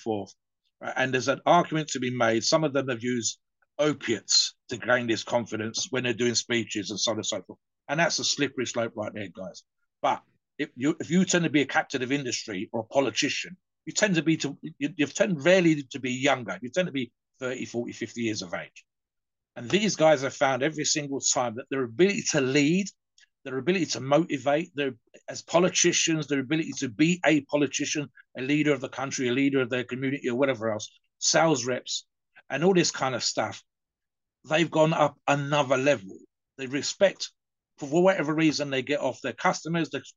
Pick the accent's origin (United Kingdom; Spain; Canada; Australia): United Kingdom; I'm British